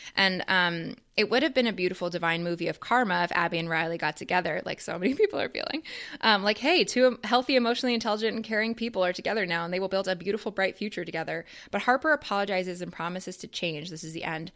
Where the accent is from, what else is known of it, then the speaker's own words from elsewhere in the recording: Canada; I grew up in Canada